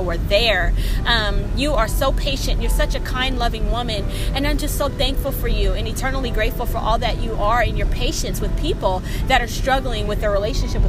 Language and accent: English; Seattle, Washington, United States; moved away as an adult; also born or lived in Oregon; I grew up in Seattle, Washington, where I grew up around a lot of culture